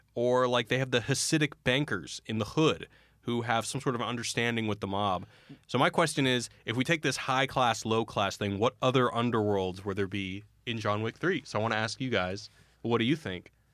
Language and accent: English; Texas, United States; now in Los Angeles, United States; growing up in Texas